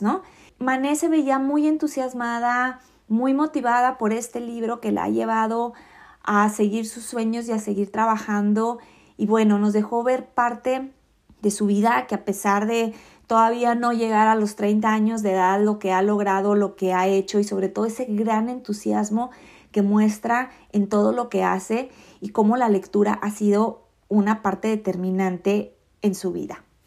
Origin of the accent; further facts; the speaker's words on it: Mexico; Yo soy mexicana